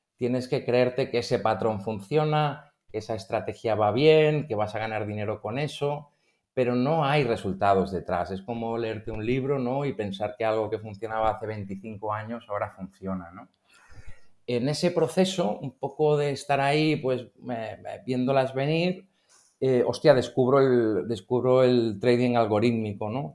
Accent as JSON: {"language": "Spanish", "town": "Barcelona", "region": "Catalonia", "country": "Spain", "said": "soy de Barcelona"}